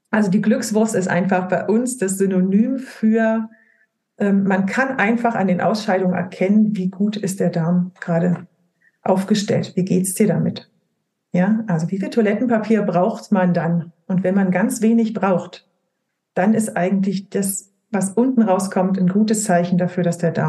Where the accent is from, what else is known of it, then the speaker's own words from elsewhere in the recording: Brandenburg, Germany; born there; Also ich komme gebürtig, komme ich aus dem Spreewald. Wir essen alle Leinöl in unserer Familie.